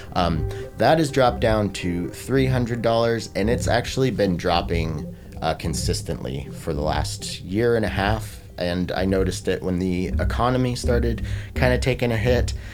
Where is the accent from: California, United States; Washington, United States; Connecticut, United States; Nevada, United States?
Washington, United States; I grew up in a really small town here in Washington State